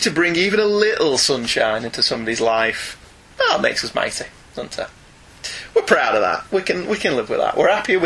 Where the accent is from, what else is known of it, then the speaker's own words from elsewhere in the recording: United Kingdom; we're British